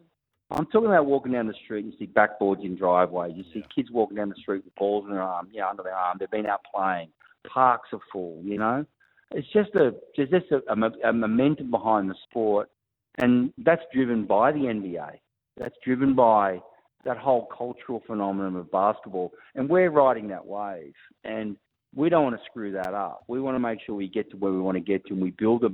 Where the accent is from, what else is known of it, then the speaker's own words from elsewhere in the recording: Wollongong, New South Wales, Australia; I'm from Wollongong